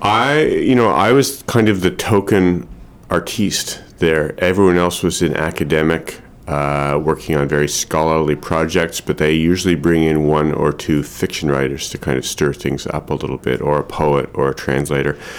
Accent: Montreal, Quebec, Canada; now in Maine, United States; my family are Montrealers. I grew up in Montreal

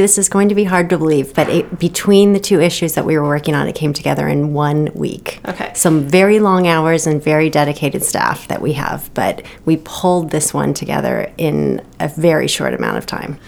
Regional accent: Los Angeles, California, United States; moved away as an adult; also born or lived in Seattle; now in Maine, United States; I grew up on the West Coast um, my whole life in California

